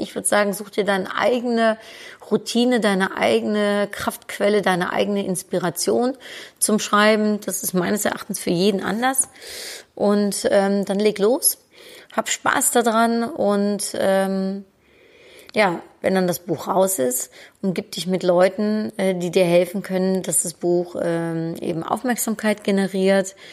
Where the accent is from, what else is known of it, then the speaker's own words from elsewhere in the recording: Netherlands; moved away; als Holländerin